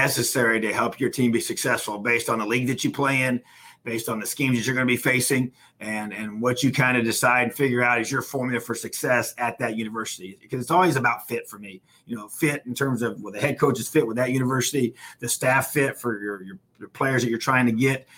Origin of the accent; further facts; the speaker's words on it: Indiana, United States; I'm an Indiana born and bred Hoosier, you know, in this state